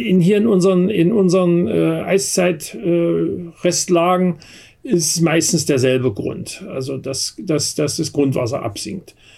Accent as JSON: {"language": "German", "country": "Germany", "also_born_or_lived": "Berlin area", "said": "bei uns in Deutschland"}